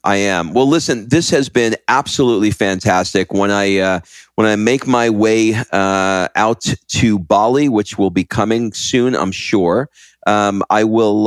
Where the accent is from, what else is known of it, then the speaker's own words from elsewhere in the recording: New York, United States; now in Croatia; I grew up in New York